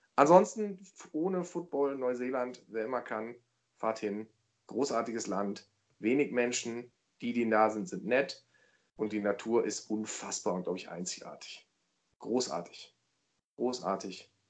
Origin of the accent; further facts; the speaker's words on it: Germany; ich bin kein Amerikaner, ich bin Deutscher